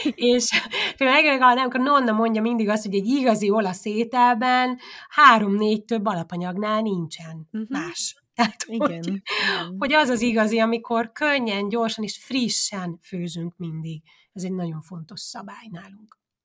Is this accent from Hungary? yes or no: yes; Kiskunfélegyháza, Bács-Kiskun, Hungary; moved away as an adult; now in Udine, Italy; én Kiskunfélegyházán nőttem fel